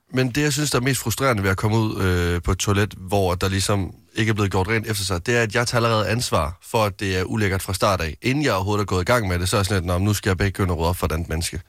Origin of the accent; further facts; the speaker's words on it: Varde, Southern Denmark, Denmark; moved away; dengang jeg havde en bil hjemme i Varde